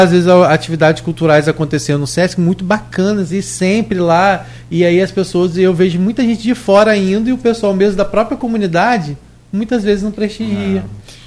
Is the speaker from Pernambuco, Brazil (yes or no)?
no; São João da Barra, Rio de Janeiro, Brazil; eu sou de Gruçaí